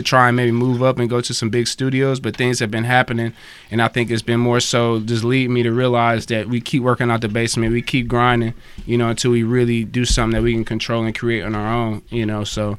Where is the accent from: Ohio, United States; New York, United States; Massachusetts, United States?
Ohio, United States; Akron; also born or lived in Cleveland, Ohio; I grew up down in the Akron, Canton area. I was born in Cleveland. My parents, all my family's from Cleveland